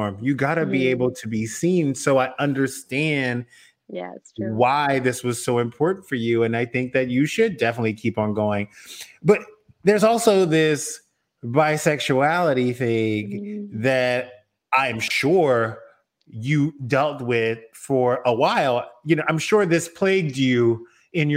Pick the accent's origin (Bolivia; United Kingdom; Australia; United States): United States; South Louisiana; now in Los Angeles, United States; I grew up in South Louisiana in a very Catholic family.